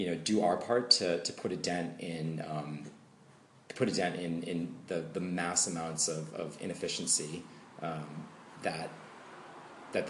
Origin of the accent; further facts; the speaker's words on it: United States; moved away as an adult; now in Berlin, Germany; growing up in the States